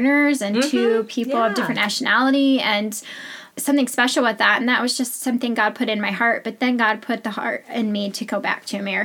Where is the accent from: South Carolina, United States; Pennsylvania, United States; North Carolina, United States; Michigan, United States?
Michigan, United States; moved away; I am originally from Michigan.